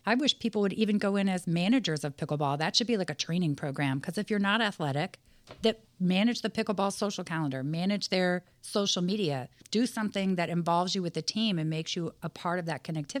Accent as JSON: {"language": "English", "region": "Washington", "country": "United States", "said": "I'm from Washington."}